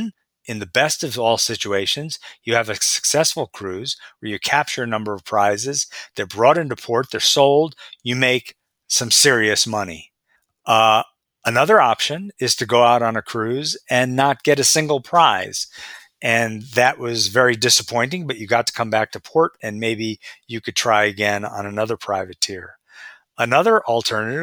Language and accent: English; Marblehead, Massachusetts, United States; right next to where I am right now, Marblehead, my hometown of Marblehead, Massachusetts.